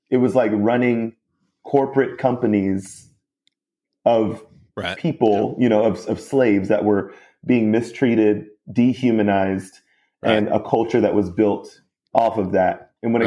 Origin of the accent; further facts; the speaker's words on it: Mount Pleasant, South Carolina, United States; more upper class part of Mount Pleasant, my hometown